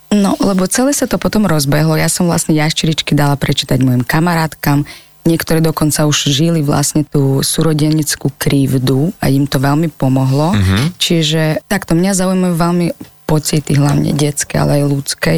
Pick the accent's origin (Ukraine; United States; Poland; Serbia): Ukraine; Slovak is a second language; moved away as an adult; now in Slovakia; Pochádzam z Ukrajiny, na Slovensku som už 10 rokov skoro